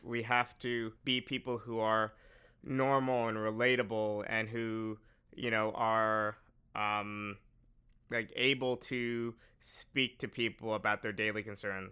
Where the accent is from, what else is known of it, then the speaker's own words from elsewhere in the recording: New York, United States; I'm from New York